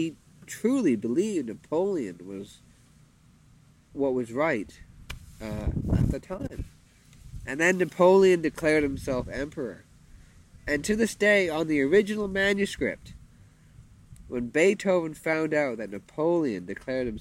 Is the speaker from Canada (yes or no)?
yes; Canada; first language English; now in Thailand; I'm a Canadian